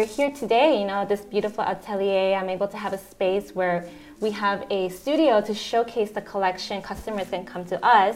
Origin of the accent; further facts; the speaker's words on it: Chicago, Illinois, United States; moved away as an adult; also born or lived in New York City; now in Houston, United States; I'm actually from Chicago